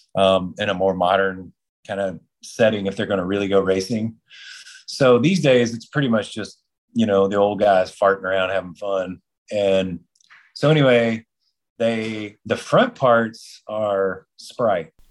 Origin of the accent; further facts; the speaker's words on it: Texas, United States; That's my home state in Texas